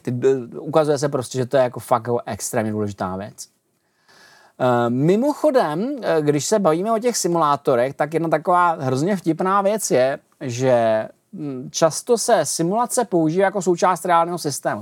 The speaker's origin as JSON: {"language": "Czech", "country": "Czechia"}